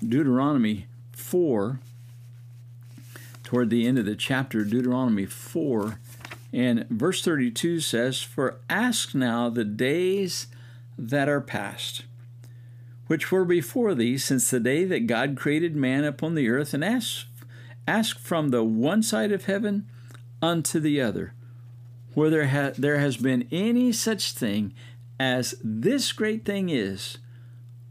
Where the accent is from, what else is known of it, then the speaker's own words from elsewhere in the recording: Midwest, United States; now in South Florida, United States; I grew up in the Midwest